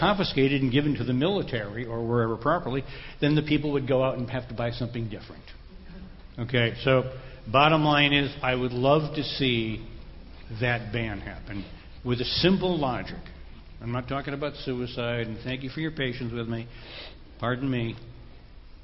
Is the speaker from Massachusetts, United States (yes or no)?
yes; Concord, Massachusetts, United States; I was born near Concord, Massachusetts